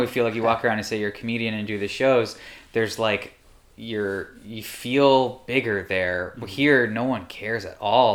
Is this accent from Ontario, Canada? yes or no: yes; Welland, Ontario, Canada; born or raised there; moved away as an adult; also born or lived in New York